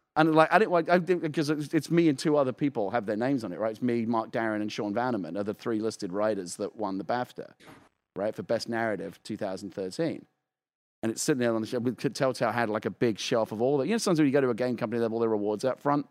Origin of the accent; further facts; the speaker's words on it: United Kingdom; now in United States; as a Brit living, like, living in America